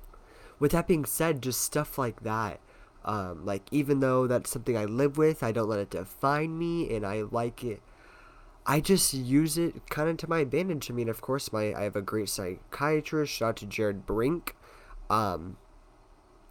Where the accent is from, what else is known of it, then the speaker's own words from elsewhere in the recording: Tucson, Arizona, United States; born and raised in Tucson, Arizona